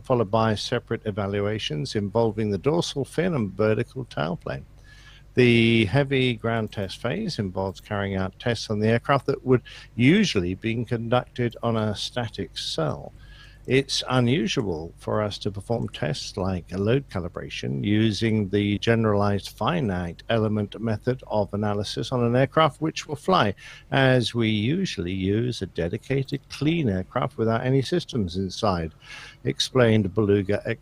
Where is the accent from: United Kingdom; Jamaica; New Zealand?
United Kingdom; England; I'm an Englishman.